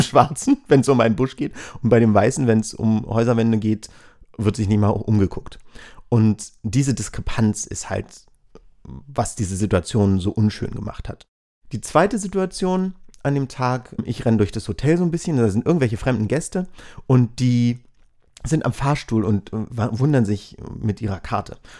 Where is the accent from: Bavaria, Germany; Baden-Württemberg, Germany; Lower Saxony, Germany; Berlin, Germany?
Berlin, Germany; ich bin aus Berlin.